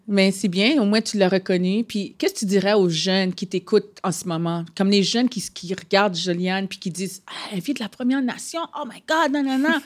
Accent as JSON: {"language": "French", "town": "Ottawa", "region": "Ontario", "country": "Canada", "second_language": "French", "moved": "yes", "lives_now": "Quebec, Canada", "said": "je viens d'Ottawa"}